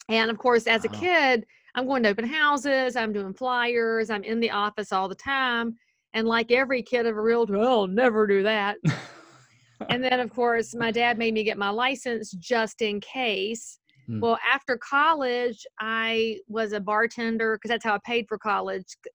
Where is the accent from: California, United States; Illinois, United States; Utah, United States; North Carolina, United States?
North Carolina, United States; Concord; accent: Southern; I'm from Concord, North Carolina, established in 1796. We are very old and famous. In fact, my city's older than your whole state